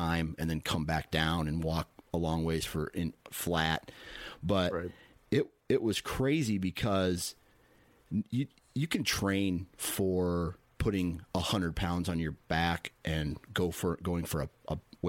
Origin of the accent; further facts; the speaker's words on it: Iowa, United States; So it's two guys from out east. I'm from Iowa, he's from New York